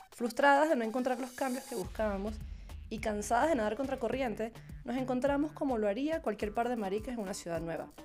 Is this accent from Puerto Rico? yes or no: no; Venezuela; moved away as an adult; now in Mexico City, Mexico; venezolana descubriendo la Ciudad de México desde hace año y medio